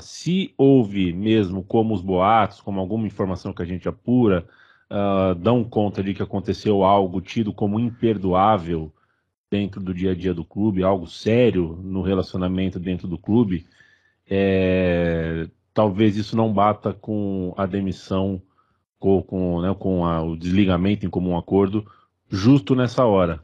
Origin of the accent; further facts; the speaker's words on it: Brazil; somos brasileiros